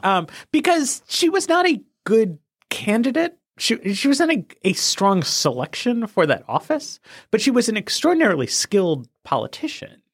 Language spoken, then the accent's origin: English; New York, United States; I'm a New Yorker. I, I was living there in the state at the time.